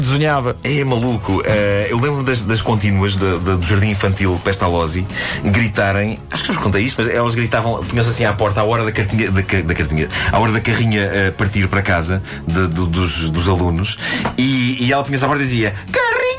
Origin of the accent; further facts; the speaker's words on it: Lisbon, Portugal; a minha terra era precisamente Benfica